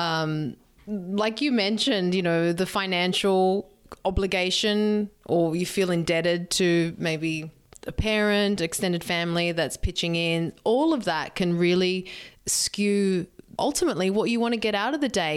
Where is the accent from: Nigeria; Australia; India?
Australia; Sydney, New South Wales; moved away as an adult; also born or lived in San Diego; My hometown is here in Sydney